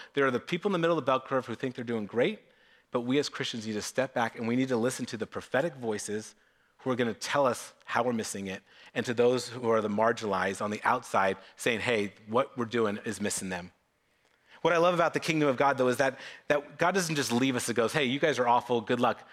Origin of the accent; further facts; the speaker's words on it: Novato, California, United States; I grew up in Novato